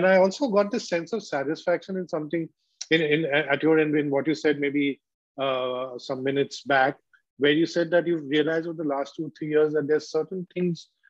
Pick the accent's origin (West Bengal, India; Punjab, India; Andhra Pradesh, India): West Bengal, India; Kolkata; I grew up in Calcutta in a leftist environment